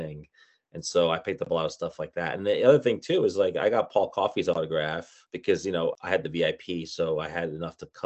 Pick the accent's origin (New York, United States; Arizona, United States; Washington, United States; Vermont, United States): New York, United States; New York City; I'm from Brooklyn, New York